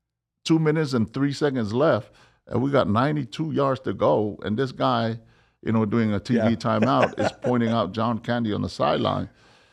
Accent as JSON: {"language": "English", "country": "Samoa", "tie": "born or raised there", "lives_now": "United States", "said": "I think about how I grew up in Samoa, man. You know, when you didn't even get a ball to play with."}